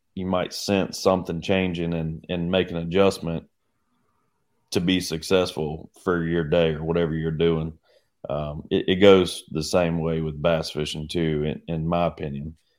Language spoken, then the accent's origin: English; United States; now in Oklahoma, United States; growing up on the Arkansas River, it was simple.